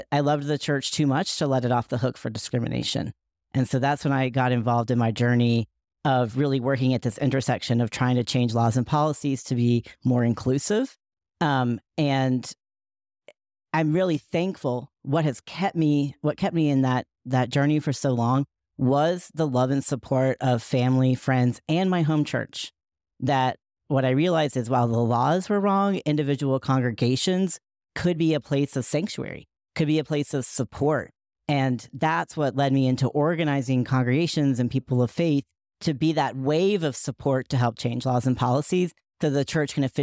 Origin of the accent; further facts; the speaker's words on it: Asheville, North Carolina, United States; many of the folks who surrounded me in my hometown of uh, Asheville, North Carolina, believed in a straight white Jesus